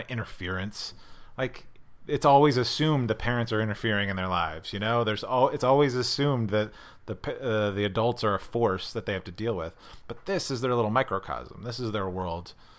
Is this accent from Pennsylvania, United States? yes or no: yes; Scranton, Pennsylvania, United States; i grew up in scranton pennsylvania